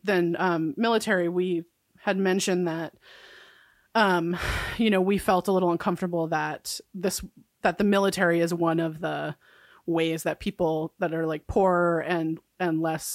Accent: New York, United States; I grew up middle class in New York.

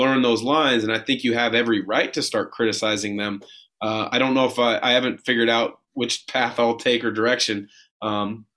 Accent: Portland, Oregon, United States; being traded back to my hometown Blazers

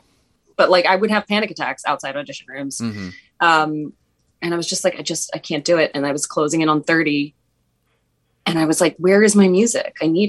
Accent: Philadelphia, Pennsylvania, United States; moved away; I'm from Philadelphia originally.

